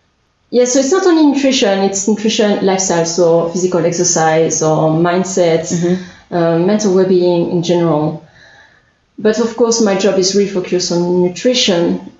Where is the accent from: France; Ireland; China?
France; English is a second language; moved away as an adult; also born or lived in Australia; now in Ohai, New Zealand; I'm originally from France.